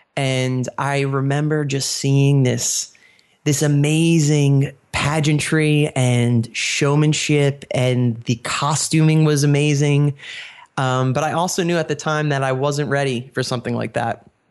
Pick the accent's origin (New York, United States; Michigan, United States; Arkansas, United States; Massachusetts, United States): New York, United States; now in Pennsylvania, United States; I was born and raised in New York